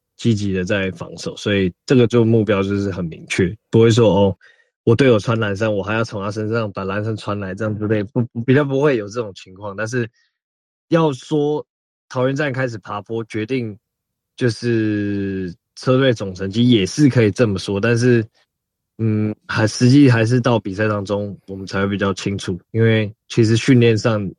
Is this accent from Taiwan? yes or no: yes; Taiwan; 我大概七，七岁前后就已经在台湾了